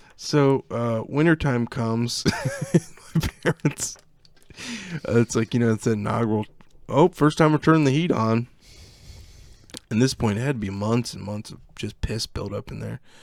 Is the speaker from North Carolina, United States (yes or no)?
no; Virginia, United States; also born or lived in Canton (outskirts); when I was about ten, I moved to Virginia from Canton, right on the outskirts of Canton